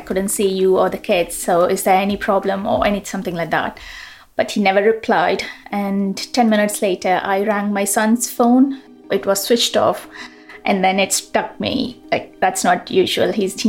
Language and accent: English; India; moved away as an adult; now in United Kingdom; I was born in India and moved to UK in 2009 after I got married. And I've been living in UK since then.